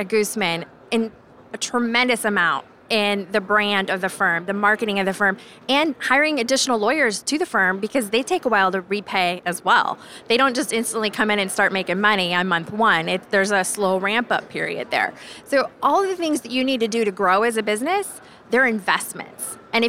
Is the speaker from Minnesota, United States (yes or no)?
no; Iowa, United States; I'm a farmer's daughter. So my dad's a farmer. My mom was a housewife. And I grew up in Iowa in that capacity.